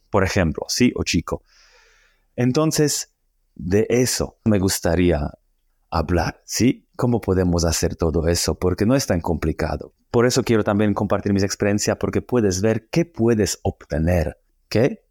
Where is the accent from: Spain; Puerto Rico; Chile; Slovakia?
Slovakia; Spanish is a second language; moved away as an adult; also born or lived in Australia / Argentina / Colombia; un loco eslovaco, que significa que yo soy de Eslovaquia